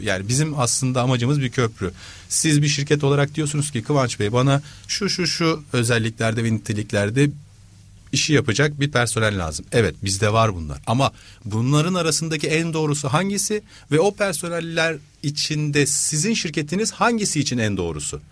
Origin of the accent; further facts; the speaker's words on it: Istanbul, Turkey; 78 İstanbul'da doğdum.